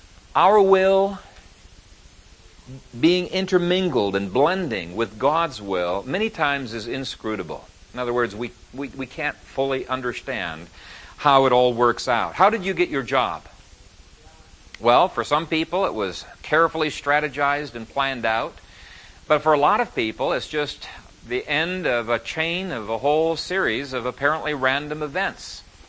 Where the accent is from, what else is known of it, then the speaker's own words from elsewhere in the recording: Ethiopia; also born or lived in Canada; we didn't even know we'd grown up in Ethiopia till after we started courting. And I came from Canada